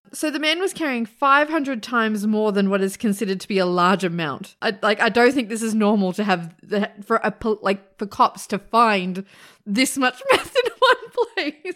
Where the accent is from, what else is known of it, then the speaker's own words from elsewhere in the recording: Australia; I'm Australian